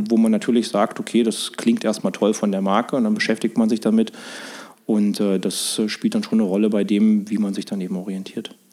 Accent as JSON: {"language": "German", "area": "Harz", "region": "Saxony-Anhalt", "country": "Germany", "tie": "born or raised there", "also_born_or_lived": "Mannheim / Sydney / Munich", "moved": "as an adult", "said": "Ich komme aus dem Harz, Sachsen-Anhalt. Äh, Tal ist ein kleiner Ort im Harz, ehemals äh, auch Ostdeutschland."}